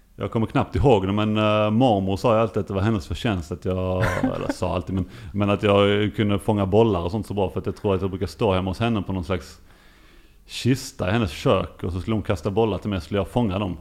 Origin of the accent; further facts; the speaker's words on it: Lund, Skåne, Sweden; moved away as an adult; also born or lived in Ystad; jag är ju eh, uppvuxen i Lund och eh, på Klostergården där mina föräldrar